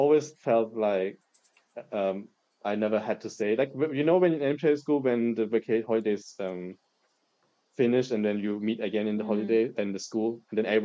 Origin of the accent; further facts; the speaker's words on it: Germany; also born or lived in East Germany / southern Germany; now in Heidelberg, Germany; I was born and raised in Germany by a father from Hong Kong and from a mother from Malaysia.